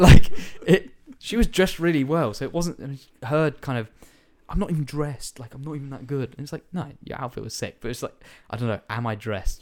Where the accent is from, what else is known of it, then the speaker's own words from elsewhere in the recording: United Kingdom; I'm British